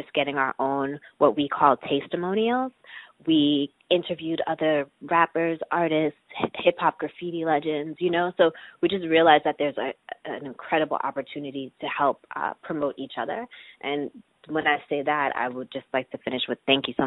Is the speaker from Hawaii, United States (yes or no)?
no; New York, United States; I'm from New York, so I've had a lot of support in the fact that my parents live here, too